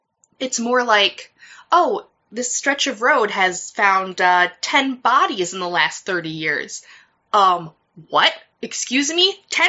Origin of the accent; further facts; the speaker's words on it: United States; accent: American; I don't have a Midwest accent. Fuck you. I have a real person accent, okay? I don't sound like I'm from Minnesota or Wisconsin. I sound like I am just a person. This is an American accent.